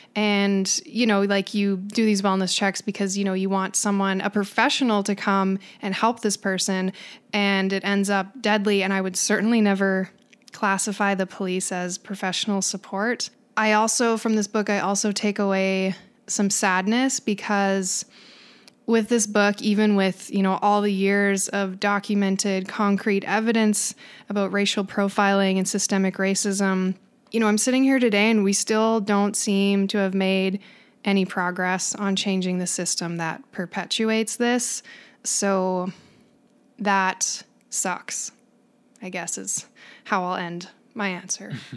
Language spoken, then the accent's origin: English; Canada; what we do in Canada